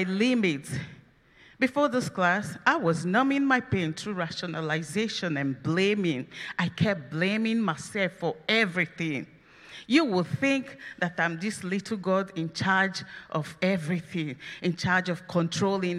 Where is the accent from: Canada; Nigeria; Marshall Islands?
Nigeria; now in United States; I am from Nigeria